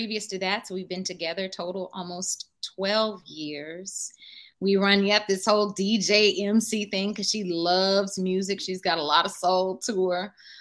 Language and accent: English; Durham, North Carolina, United States; my hometown, Durham, North Carolina, and specifically my neighborhood, Old Farm